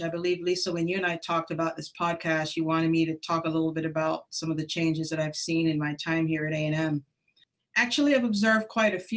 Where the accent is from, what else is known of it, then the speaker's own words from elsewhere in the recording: Jamaica; also born or lived in Columbus, Ohio; now in Texas, United States; So I'm Jamaican American. I grew up in Jamaica, emigrated to the United States in 1980